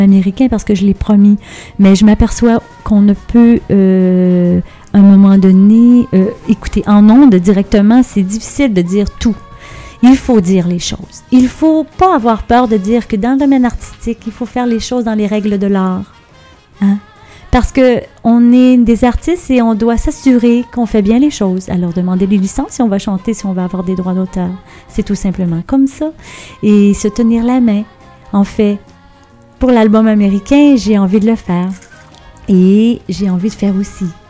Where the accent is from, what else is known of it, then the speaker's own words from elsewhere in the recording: banks of the St. Lawrence, Quebec, Canada; j'ai grandi sur le bord du Saint-Laurent